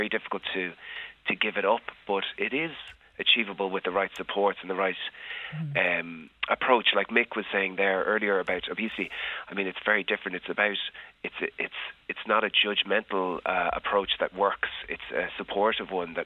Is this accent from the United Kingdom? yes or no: no; Ireland; as an Irish person